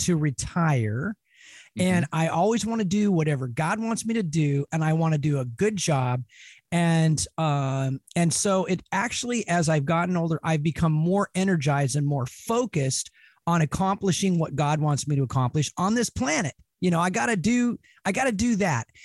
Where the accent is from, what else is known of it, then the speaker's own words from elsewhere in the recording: Spokane, Washington, United States; also born or lived in Clark County, Washington / Seattle area, Washington; now in Seattle, United States; I was born here. Of course, I was born in Spokane. I've you know lived in Clark County for a number of years as well, mm-hmm. and been up here now in the Seattle area for 20 years